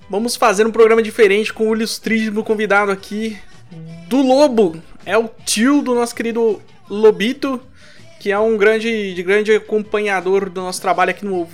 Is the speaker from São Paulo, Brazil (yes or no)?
yes; São Paulo, Brazil; A gente é daqui do, do Vale do Paraíba, a gente foi pra Ubatuba, que é aqui no litoral norte, certo?